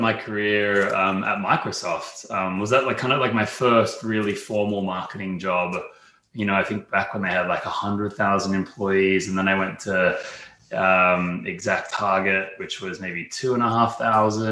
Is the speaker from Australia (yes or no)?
yes; Australia; accent: Australian; you can probably hear from my accent, I'm Australian, born and raised there, European parents